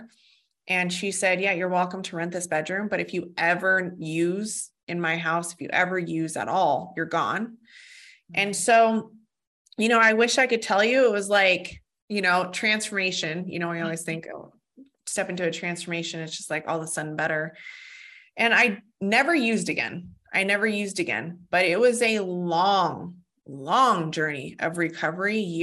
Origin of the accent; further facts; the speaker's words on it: Fort Collins, Colorado, United States; I was born in Fort Collins, Colorado, and actually where I live now